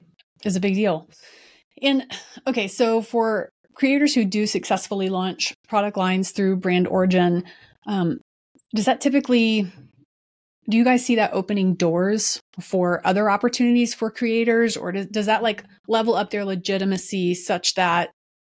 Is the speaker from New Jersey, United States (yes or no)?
no; Dallas, Texas, United States; I'm from Dallas